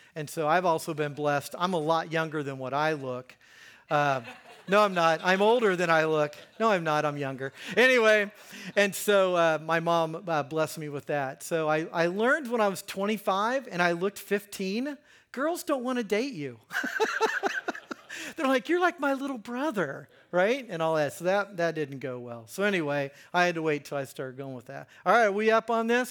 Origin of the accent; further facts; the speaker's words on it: Hagerstown, Indiana, United States; now in Greenwood, United States; I grew up in Hagerstown